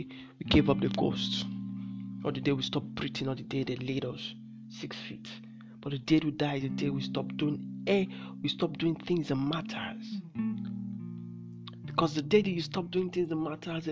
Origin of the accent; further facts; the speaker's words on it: Nigeria; I'm from Nigeria